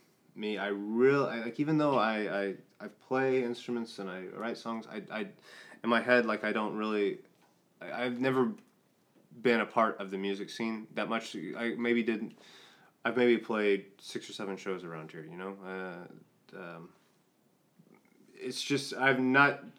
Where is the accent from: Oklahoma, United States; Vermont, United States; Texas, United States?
Oklahoma, United States; Tulsa; born or raised there; also born or lived in South Carolina